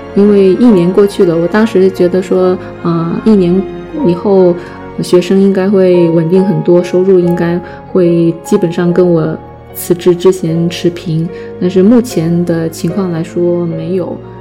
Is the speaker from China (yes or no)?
yes; China; first language Chinese; 我们中国人，我们就属于母语